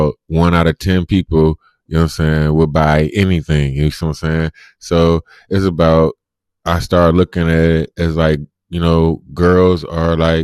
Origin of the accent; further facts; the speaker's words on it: Cleveland, Ohio, United States; I'm from Cleveland